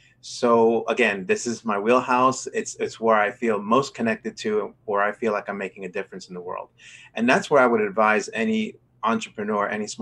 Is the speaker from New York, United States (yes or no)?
yes; New York City, New York, United States; moved away as an adult; also born or lived in Rochester, New York / Washington, D.C.; I'm originally from New York City, born and raised in Manhattan. I went to college in Rochester, New York.